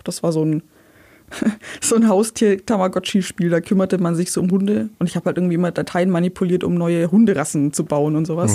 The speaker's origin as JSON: {"language": "German", "area": "Ulm area", "region": "Bavarian side", "country": "Germany", "tie": "born or raised there", "said": "Ich bin in der Ulmer Provinz aufgewachsen, ein bisschen südlich von Ulm"}